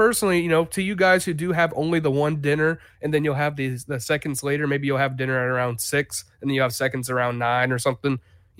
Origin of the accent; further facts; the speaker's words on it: Jacksonville, Florida, United States; I think that the South, you say dressing, you know, but I'm from Jacksonville, but I'm not